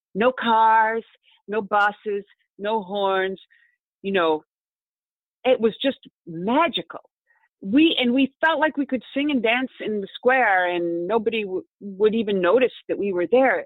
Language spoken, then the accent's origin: English; Rochester, New York, United States; moved away as an adult; also born or lived in Italy; I'm from New York State, uh, the Finger Lakes region of New York. Rochester is the name of the city